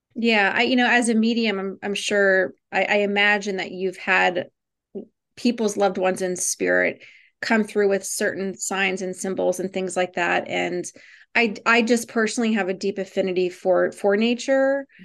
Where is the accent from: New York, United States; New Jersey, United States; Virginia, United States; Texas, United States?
Virginia, United States; I grew up in Virginia